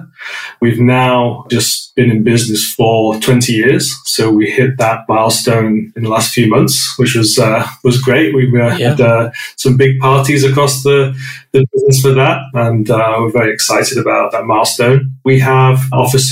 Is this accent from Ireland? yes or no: no; North West England, United Kingdom; moved away as an adult; now in London, United Kingdom; So I grew up in a small village in the northwest of England. Those that didn't recognize the accent, I'm British